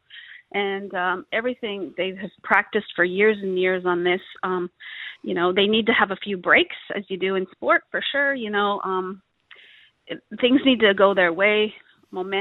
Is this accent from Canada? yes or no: yes; Canada; moved away as an adult; also born or lived in northern Victoria, Australia; now in Victoria, Australia; You might hear my accent. I'm originally Canadian. Yeah. I've been here 20 years but haven't lost the accent